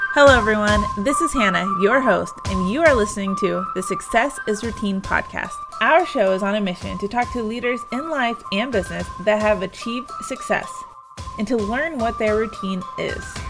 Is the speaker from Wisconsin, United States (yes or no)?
no; Pennsylvania, United States; now in Texas, United States; I'm also from Pennsylvania